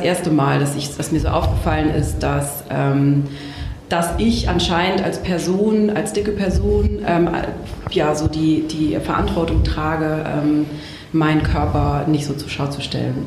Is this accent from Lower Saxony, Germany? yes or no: no; Baden-Württemberg, Germany; aus Süddeutschland, aus einem kleinen Dorf äh, am, äh, am Fuße der Schwäbischen Alb.